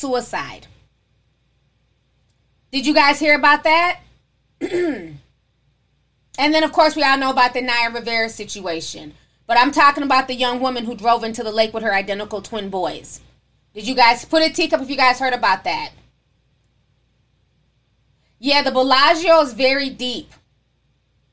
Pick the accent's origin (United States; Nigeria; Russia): Nigeria; being Nigerian